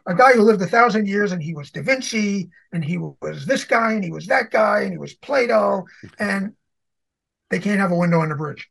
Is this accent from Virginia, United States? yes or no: no; New York City, New York, United States; I'm from New York City. Manhattan